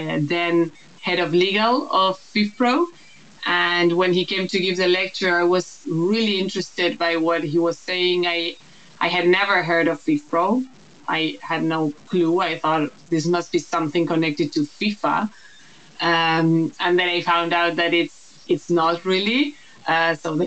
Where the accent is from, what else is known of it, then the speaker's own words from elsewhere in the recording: Uruguay; moved away as an adult; now in Netherlands; I am Uruguayan. I'm also half Dutch. And that's part of the reason why I now live in the Netherlands.